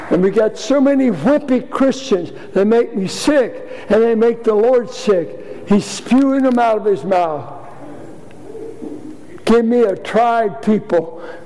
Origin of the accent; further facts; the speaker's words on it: Richmond, Virginia, United States; I grew up in Richmond playing basketball, street ball